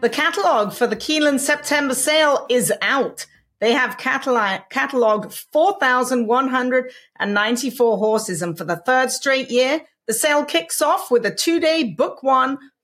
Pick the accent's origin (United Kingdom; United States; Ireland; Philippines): United Kingdom; England; When I was a kid growing up in England